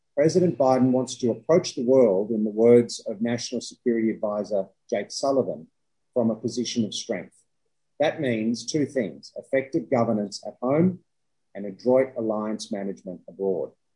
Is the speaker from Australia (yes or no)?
yes; Australia; as an Australian